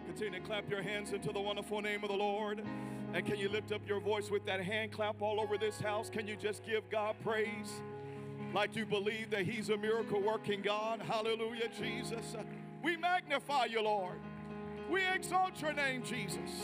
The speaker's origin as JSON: {"language": "English", "town": "Memphis", "region": "Tennessee", "country": "United States", "moved": "yes", "lives_now": "Kansas City, United States", "said": "I'm from Tennessee. I'm not used to this kind of weather. And uh, being from Memphis originally and now based in Kansas City"}